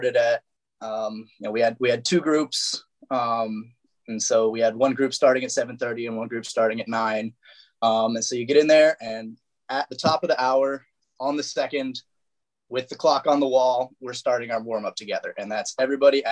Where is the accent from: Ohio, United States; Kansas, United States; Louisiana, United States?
Ohio, United States; Cleveland; now in Columbus, United States; I grew up in Cleveland